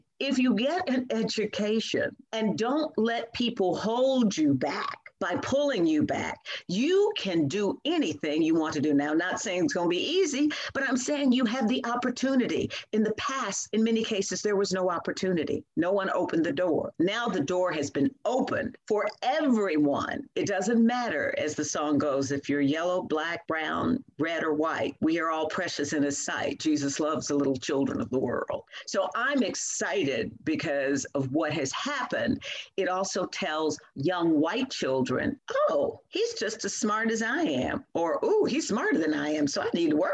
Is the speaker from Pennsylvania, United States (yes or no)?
no; Louisville, Kentucky, United States; growing up in Louisville, Kentucky, you know, I was born in 1947